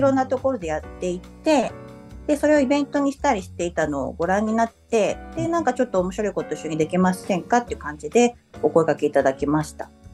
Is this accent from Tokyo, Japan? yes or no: no; Okaya, Nagano, Japan; also born or lived in Lyon, France; そのうちの1つの岡谷市っていうところの出身です。